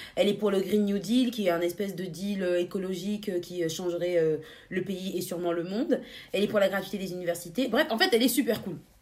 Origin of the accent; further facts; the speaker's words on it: France; chez nous en France